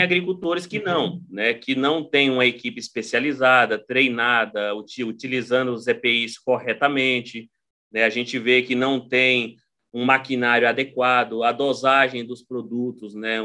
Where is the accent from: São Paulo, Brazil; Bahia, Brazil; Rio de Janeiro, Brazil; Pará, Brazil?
Pará, Brazil; Xinguara; eu sou do sul do Pará, né? sou de uma cidade chamada Xinguara